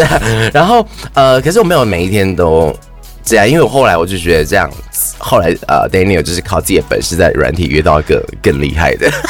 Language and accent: Chinese; Thailand; 对啊，我就是泰国人。